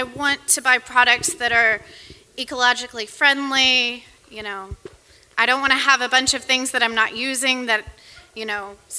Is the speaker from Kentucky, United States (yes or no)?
yes; Louisville, Kentucky, United States; I'm from Louisville, Kentucky.